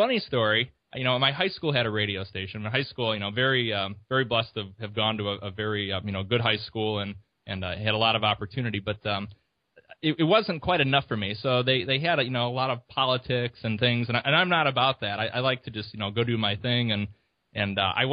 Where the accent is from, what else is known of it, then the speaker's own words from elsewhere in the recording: La Grange, Illinois, United States; also born or lived in Champaign-Urbana, Illinois; I'm originally from the Chicago area. Grew outside about 15 minutes from downtown in a great little suburb called LaGrange